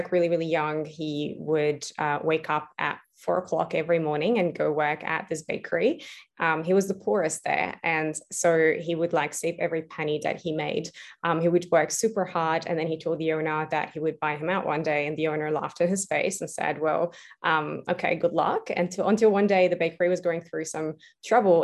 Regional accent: Beirut, Beirut Governorate, Lebanon; moved away as an adult; now in Australia; I was actually born and raised in Beirut, Lebanon. I moved to Australia when I was 18

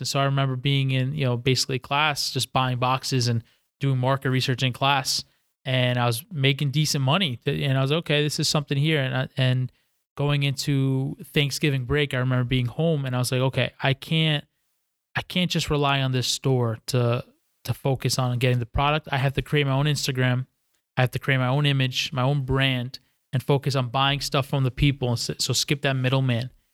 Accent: White Plains, New York, United States; moved away as an adult; also born or lived in Stillwater, Oklahoma; born and raised in White Plains, New York, which is about twenty-five minutes outside, uh, Manhattan

